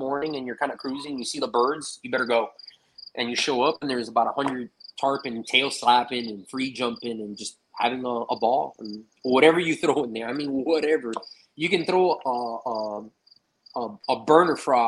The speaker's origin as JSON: {"language": "English", "town": "Miami", "region": "Florida", "country": "United States", "tie": "born or raised there", "also_born_or_lived": "California"}